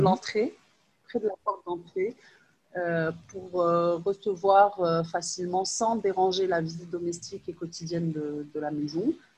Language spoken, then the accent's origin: French; Rabat, Rabat-Salé-Kénitra, Morocco; also born or lived in Lyon, France; je suis née à Lyon, euh, et j'ai, j'ai, euh, j'ai fait la majorité de mes études, en fait, à, à Rabat